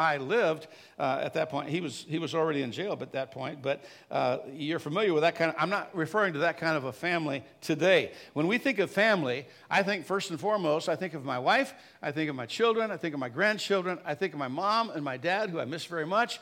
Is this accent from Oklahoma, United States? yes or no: no; Chicago, Illinois, United States; I grew up in the South Chicago area